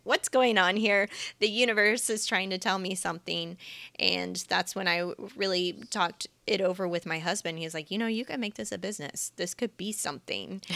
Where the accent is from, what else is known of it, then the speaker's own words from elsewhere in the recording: Kansas City, United States; moved away as an adult; also born or lived in San Diego, United States; now in Los Angeles, United States; I am a Midwestern millennial. I grew up in Kansas City, and for the past almost eight years now, I've been living in Southern California, primarily in San Diego